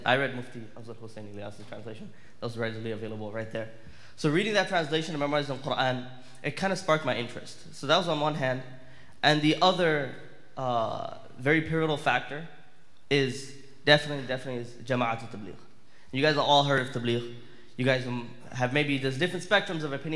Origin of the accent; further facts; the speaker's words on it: Miami, Florida, United States; I'm from Florida. I'm from Miami. I was primarily raised in Miami most of my life.